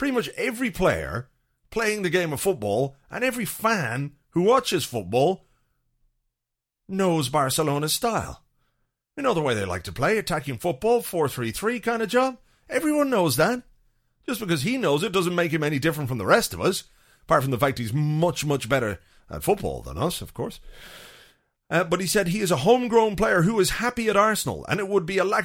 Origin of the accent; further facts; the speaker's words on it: Ireland; as an Irish person